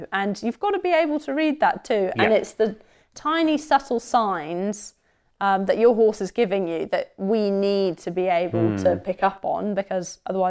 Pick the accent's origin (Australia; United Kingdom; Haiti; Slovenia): United Kingdom; England; Because I'm English.